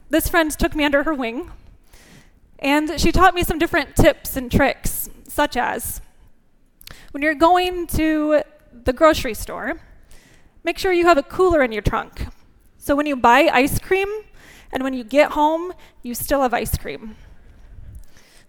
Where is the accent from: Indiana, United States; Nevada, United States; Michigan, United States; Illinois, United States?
Indiana, United States; northern; growing up in northern Indiana farm country, as a 4-H'er and Little League kid